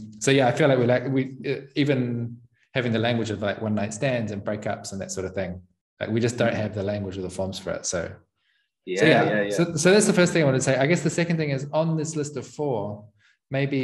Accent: New Zealand; moved away; I come from New Zealand

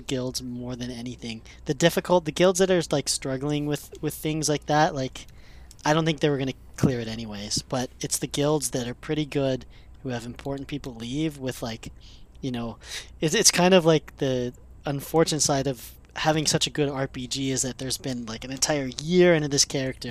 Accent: Canada; me being Canadian

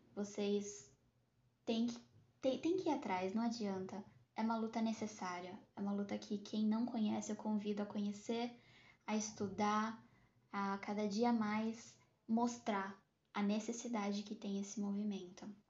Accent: Santos, São Paulo, Brazil; eu sou natural de Santos

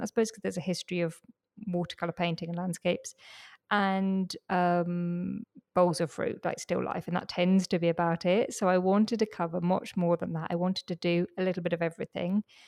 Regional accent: London, United Kingdom; I grew up in London

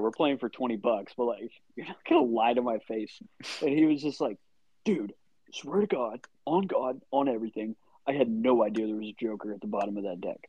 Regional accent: Midwest City, Oklahoma, United States; I'm from Midwest City.

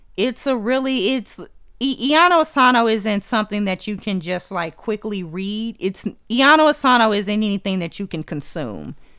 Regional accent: Texas, United States; I'm from Texas.

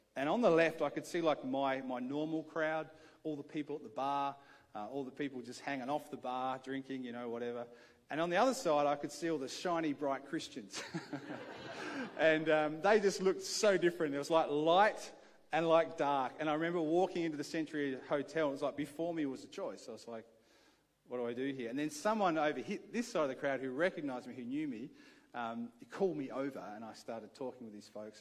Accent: Adelaide, South Australia, Australia; I grew up here in Adelaide

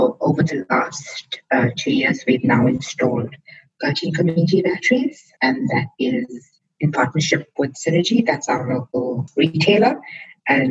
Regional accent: South Africa; also born or lived in India (descent); now in Australia; I'm South African by birth, Indian by descent, and I'm Australian by leap of faith

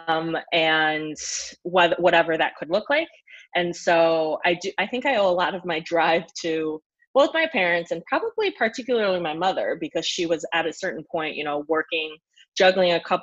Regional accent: United States; moved away as an adult; also born or lived in Canada / New York City, United States; now in Athens, Greece; raised American

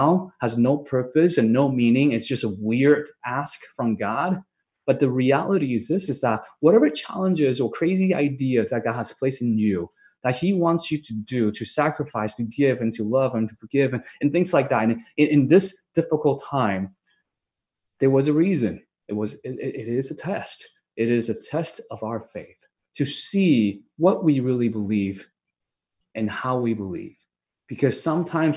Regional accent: Vancouver, British Columbia, Canada; I'm from Vancouver

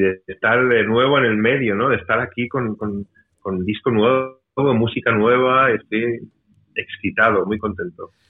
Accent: Mallorca, Balearic Islands, Spain; una cuenta pendiente que tenía con mi tierra, porque esto es aquí en Mallorca

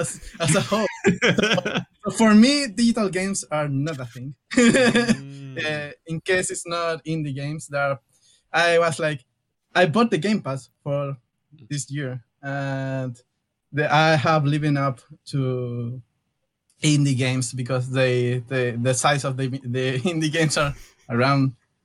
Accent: Chile; we're both from Chile, a really long country in the south of the world

